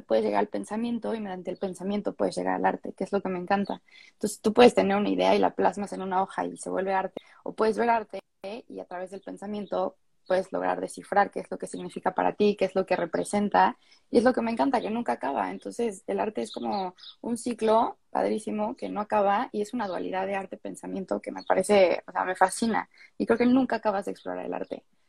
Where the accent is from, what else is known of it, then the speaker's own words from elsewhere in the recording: Mexico City, Mexico; also born or lived in France; soy de la Ciudad de México, siempre he vivido aquí, menos un año por ahí que me escapé